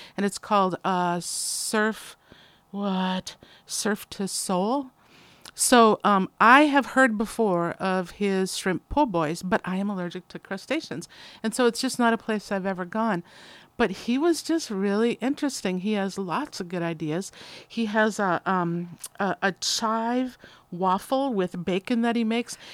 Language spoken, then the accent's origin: English; Midwest, United States; moved away; I'm from the Midwest